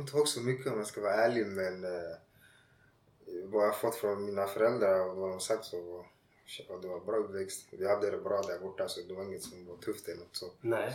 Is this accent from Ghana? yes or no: yes; Ghana; also born or lived in Tumba, Stockholm, Sweden; now in Landskrona, Sweden; när jag var liten i Ghana